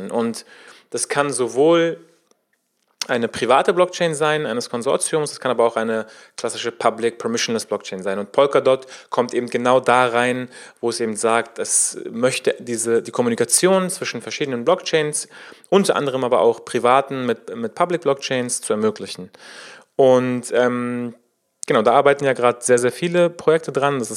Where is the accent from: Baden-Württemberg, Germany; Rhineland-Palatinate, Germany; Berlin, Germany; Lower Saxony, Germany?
Berlin, Germany; In wenigen Tagen findet in Berlin, in meiner Heimatstadt, die Web3 Summit statt.